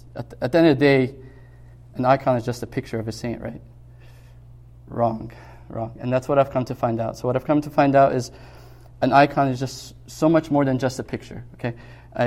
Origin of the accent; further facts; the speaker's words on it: Egypt; moved away; growing up in Egypt